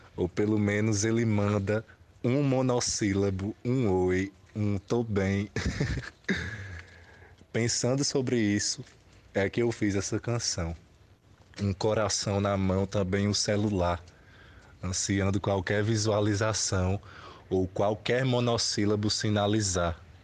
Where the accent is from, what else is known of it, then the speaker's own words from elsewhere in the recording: town on the Piancó River, Paraíba, Brazil; o Rio Piancó, que cruza minha cidade natal